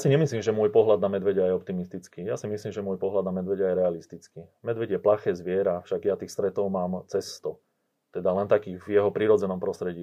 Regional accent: central Slovakia, Slovakia; ja pochádzam zo stredného Slovenska

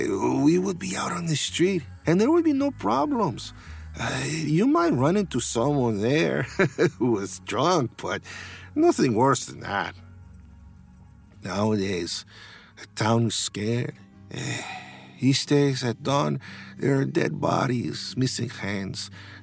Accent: Taxco, Guerrero, Mexico; I am from Mexico, from the state of Guerrero. Taxco, Guerrero is a mining town. And even now, many of the streets are dirt roads. The only one paved is the highway to Iguala.

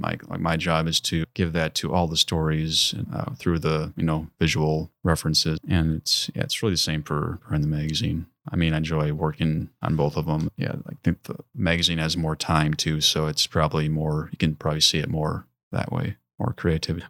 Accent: Mequon, Wisconsin, United States; moved away as an adult; now in Door County, Wisconsin, United States; grew up in Mequon, Wisconsin. It's, uh, down in southern Wisconsin, southeast. near Milwaukee

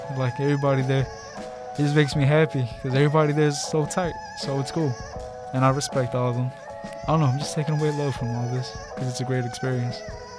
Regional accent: Chicago, Illinois, United States; I'm 19. My pronouns are he, him. And I'm from Chicago.

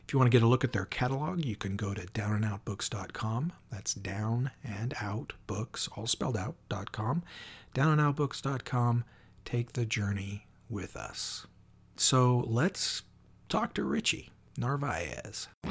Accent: Washington, United States; also born or lived in central Oregon; now in Oregon, United States; born and raised in Washington, living in Oregon now

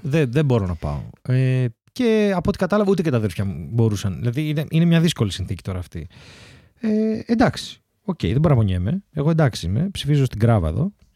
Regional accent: Larissa, Thessaly, Greece; now in Athens, Greece; στη Λάρισα, στο χωριό μου

